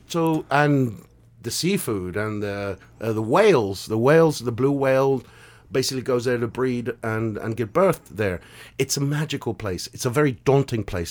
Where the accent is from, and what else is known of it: London, United Kingdom; born or raised there; moved away as an adult; also born or lived in Argentina / North America